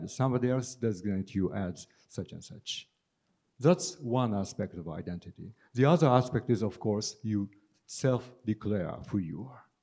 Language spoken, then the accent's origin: English; Japan; first language Japanese; English is a second language; you know, I grew up in Japan, but I moved a lot. So uh, I grew up in the Japanese language exclusively.